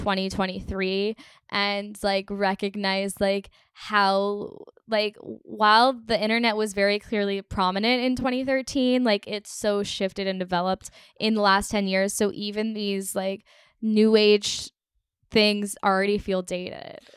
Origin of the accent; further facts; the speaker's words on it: Texas, United States; I grew up in Texas, famously, and we had one year of school where we only learned about Texas history